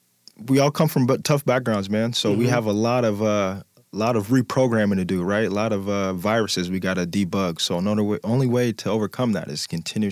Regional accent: Midwest, United States; I'm a gritty kid. I've been a gritty kid. I'm from the Midwest. So I always had bigger cousins.

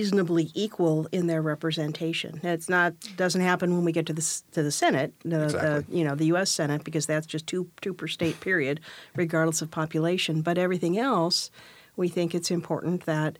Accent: Southern California, United States; moved away; I grew up down in Southern California

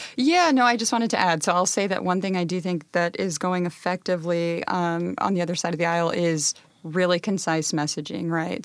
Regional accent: Pasco, Washington, United States; I grew up in Pasco near the Hanford site

